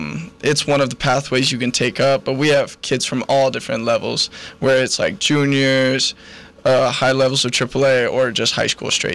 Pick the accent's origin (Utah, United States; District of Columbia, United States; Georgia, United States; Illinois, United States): Utah, United States; Wellsville; So I'm actually from the Valley. I grew up in Wellsville, went to Mountain Crest High School